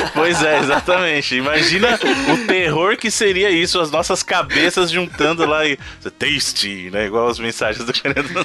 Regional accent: São Paulo, Brazil; o Evandro e eu, que somos de São Paulo

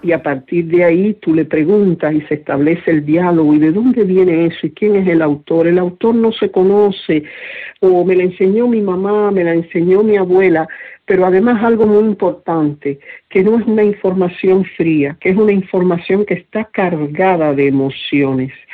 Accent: Cuba; mi pueblo

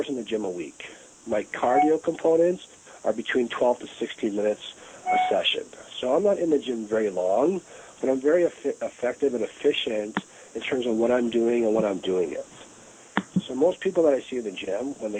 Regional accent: Toronto, Ontario, Canada; now in Los Angeles, United States; I grew up in Toronto, Canada

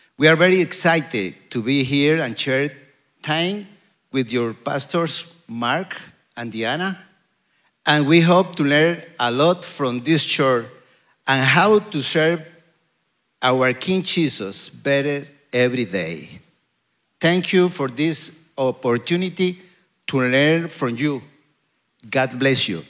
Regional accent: Costa Rica; English is a second language; I come from Costa Rica

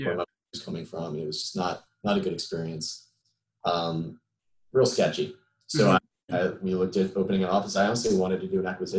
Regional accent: South Florida, United States; moved away as an adult; also born or lived in Melbourne, Florida; I'm originally from South Florida, so I wanted to be closer to home

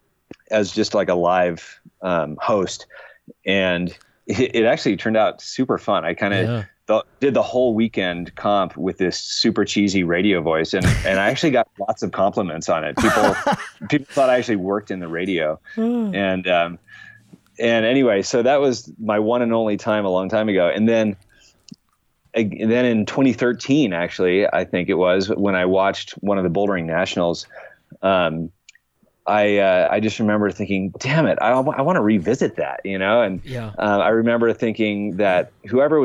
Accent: Seattle, Washington, United States; moved away as an adult; I grew up in Seattle. That's where I lived until I was 27 years old

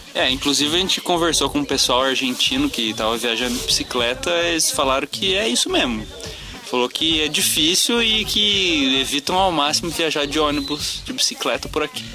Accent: Brazil; Eu sou brasileiro

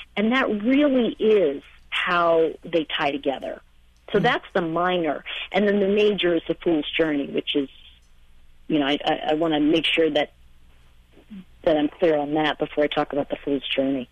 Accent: New York, United States; also born or lived in Los Angeles, California; now in Asheville, United States; I'm from New York originally, and I moved to Los Angeles, and I lived there for over 20 years

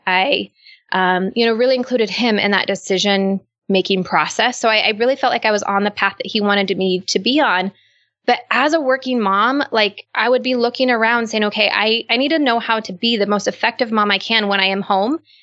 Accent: United States; I'm not Canadian. I'm American.

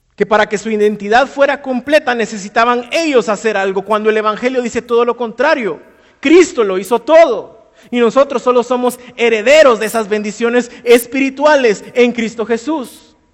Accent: Guatemala; si somos muy chapines

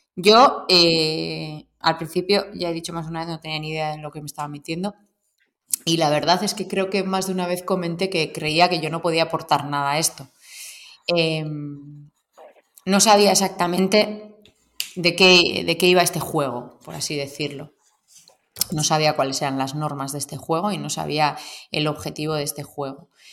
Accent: Basque Country, Spain; soy vasca

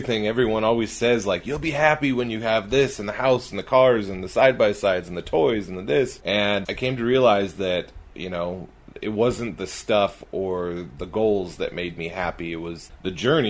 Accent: California, United States; also born or lived in Wisconsin; now in Utah, United States; I grew up in California.

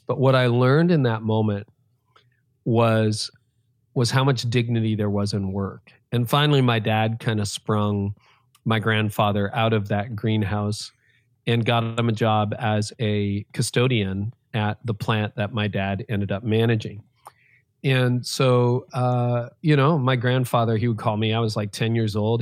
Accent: Canada; I was born in Canada

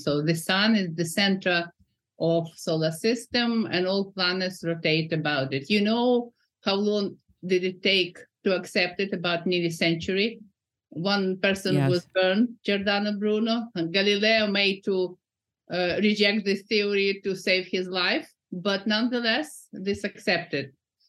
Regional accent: Kyiv, Ukraine; now in Newcastle, United Kingdom; So I came from Kiev a long time ago, but I keep coming there. I haven't been for 2 years, but nonetheless, I am in the UK, United Kingdom.

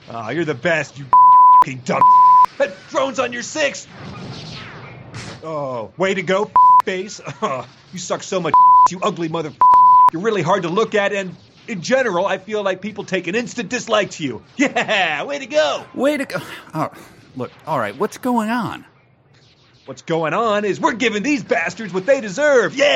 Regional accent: Philadelphia, Pennsylvania, United States; Hey, I'm from Philly, right?

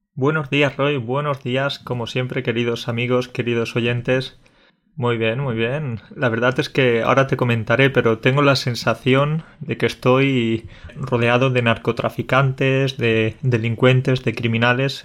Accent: Andalusia, Spain; also born or lived in Catalonia; aparte de ser catalán y andaluz, quizás también tengo raíces colombianas

